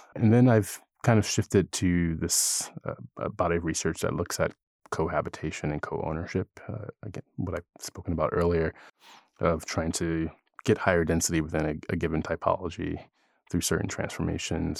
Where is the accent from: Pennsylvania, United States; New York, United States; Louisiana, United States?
Pennsylvania, United States; Philadelphia; moved away; also born or lived in California; I'm originally from Philadelphia and I grew up there